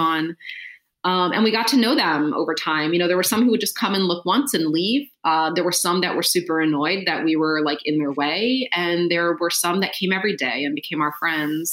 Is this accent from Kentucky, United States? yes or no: no; Philadelphia, Pennsylvania, United States; I'm from Philadelphia